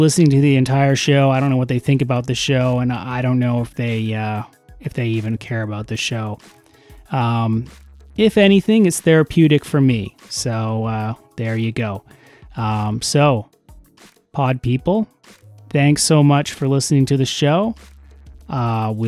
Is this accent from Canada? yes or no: yes; Canada; I'm Canadian